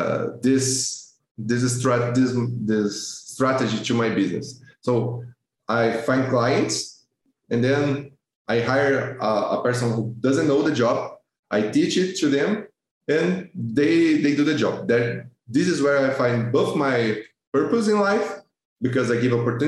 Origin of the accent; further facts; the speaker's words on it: Brazil; English is a second language; I'm from Brazil.